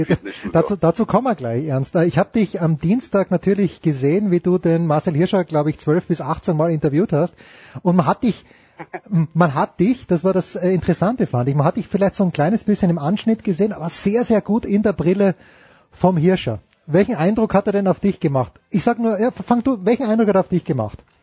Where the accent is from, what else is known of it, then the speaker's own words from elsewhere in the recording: Austria; wir Österreicher